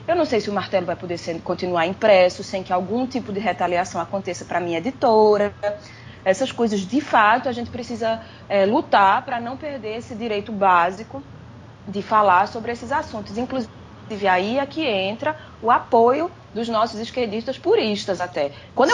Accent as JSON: {"language": "Portuguese", "country": "Brazil", "also_born_or_lived": "agreste of Pernambuco (family)", "moved": "as an adult", "said": "eu saí do Brasil porque dava, porque eu tinha um trabalho"}